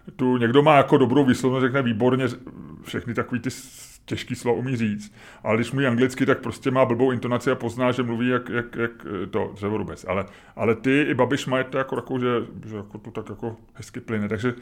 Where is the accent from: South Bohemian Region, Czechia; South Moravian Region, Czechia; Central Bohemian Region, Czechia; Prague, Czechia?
Prague, Czechia; my jsme bydleli tehdy s babičkou a s dědou v Holešovicích